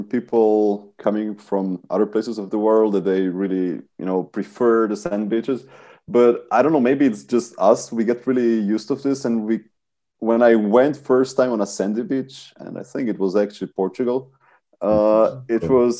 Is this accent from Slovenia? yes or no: yes; Koper, Slovenia; moved away as an adult; also born or lived in Ljubljana, Slovenia; now in Switzerland; I really liked growing up there